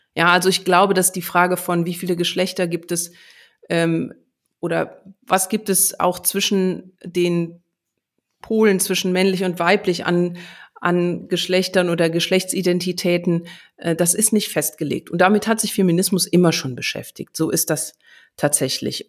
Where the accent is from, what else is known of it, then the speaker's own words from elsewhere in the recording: Germany; bei uns in Deutschland